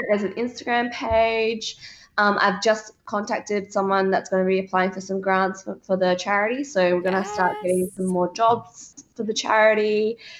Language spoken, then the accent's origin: English; Adelaide, South Australia, Australia; we're both from Adelaide